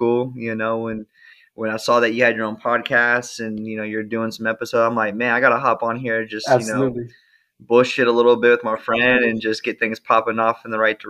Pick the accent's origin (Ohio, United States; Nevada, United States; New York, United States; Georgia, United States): Nevada, United States; Las Vegas; now in San Diego, United States; I'm from Las Vegas